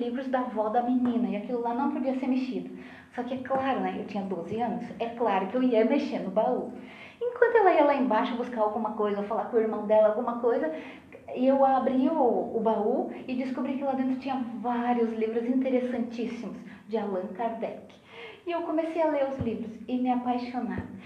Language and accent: Portuguese; Lages, Santa Catarina, Brazil; born there; Eu nasci em Lages.